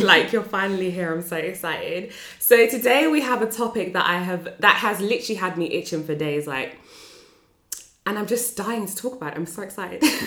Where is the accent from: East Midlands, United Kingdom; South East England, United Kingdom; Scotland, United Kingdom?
East Midlands, United Kingdom; Northampton; I'm from Northampton